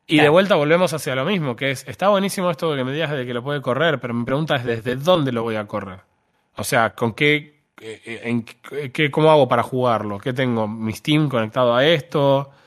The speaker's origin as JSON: {"language": "Spanish", "country": "Argentina", "said": "claro, no, yo soy argentino en realidad."}